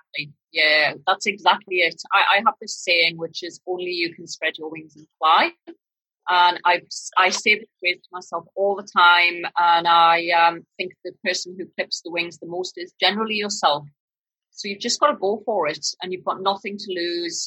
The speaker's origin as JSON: {"language": "English", "area": "northern Britain", "region": "the north of England", "country": "United Kingdom", "accent": "northern British", "moved": "yes", "lives_now": "Australia", "said": "my northern British accent"}